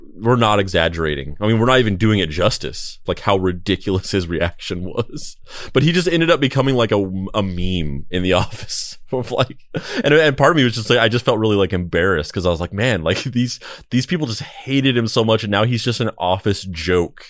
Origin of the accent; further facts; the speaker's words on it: Roswell, New Mexico, United States; moved away; also born or lived in Bakersfield, California; I grew up in Roswell, New Mexico, uh, but I also lived in, uh, a town called Bakersfield, California